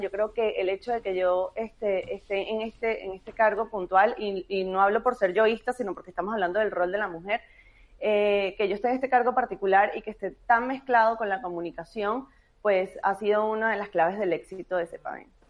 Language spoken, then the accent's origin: Spanish; Venezuela; moved away; como venezolanos en el mundo